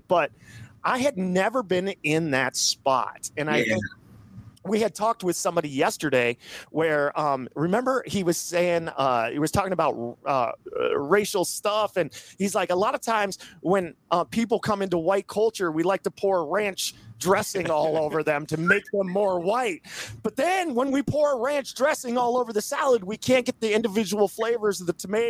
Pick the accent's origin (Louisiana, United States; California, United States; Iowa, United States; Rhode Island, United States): Iowa, United States; Southwest; moved away as an adult; now in Lake Mary, United States; I grew up in a very small town in Southwest Iowa. It was 1,000 people in my hometown.